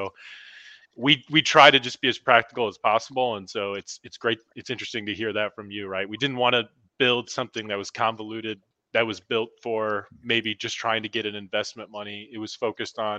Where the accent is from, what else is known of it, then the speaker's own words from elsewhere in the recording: Normal, Illinois, United States; my hometown that I grew up in Normal, Illinois.